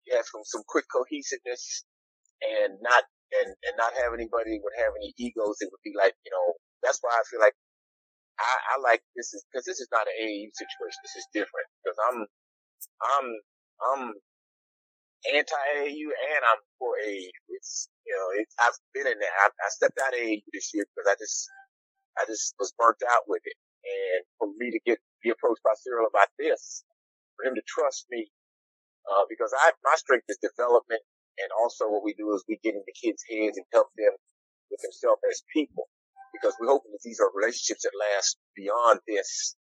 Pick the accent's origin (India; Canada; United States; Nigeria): United States; Houston, Texas; also born or lived in Wisconsin; I was born and raised in Houston, grew up in Windsor Village.